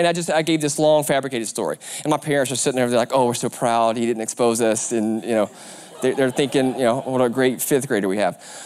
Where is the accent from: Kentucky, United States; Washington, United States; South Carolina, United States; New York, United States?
South Carolina, United States; Aiken; the Aiken County Sheriff's Department down in, in South Carolina, my hometown